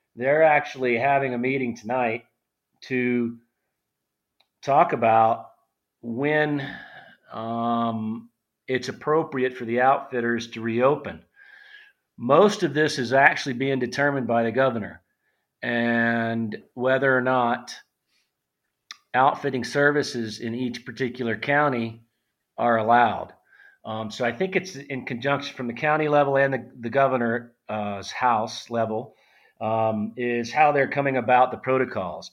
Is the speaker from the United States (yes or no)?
yes; South Louisiana, United States; I grew up in South Louisiana. I'm a hundred percent Cajun.